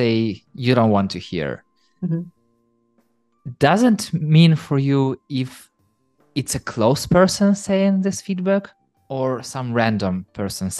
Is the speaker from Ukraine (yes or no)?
yes; Ukraine; I'm from Ukraine and people from Ukraine are rather straightforward